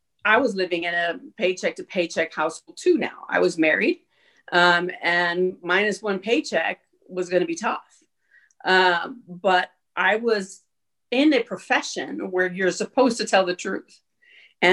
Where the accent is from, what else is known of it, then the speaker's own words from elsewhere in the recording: El Paso, Texas, United States; moved away as an adult; also born or lived in Oklahoma / New Mexico; born and raised in El Paso